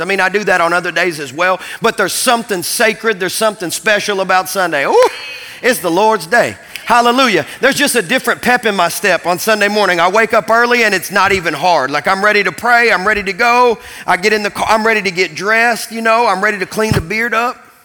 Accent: Kentucky, United States; growing up in Kentucky

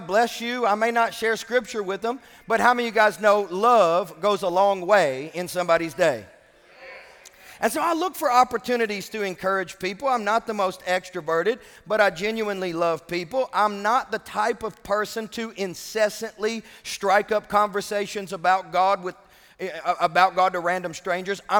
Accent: Kentucky, United States; I'm from Kentucky

